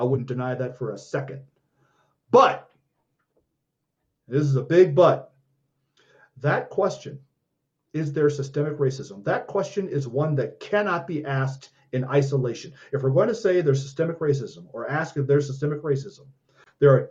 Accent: Chicago, Illinois, United States; also born or lived in San Francisco Bay Area, California; now in Colorado, United States; I was born in Chicago, Illinois

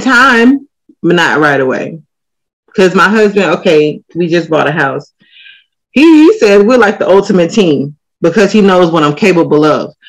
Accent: United States; I'm American

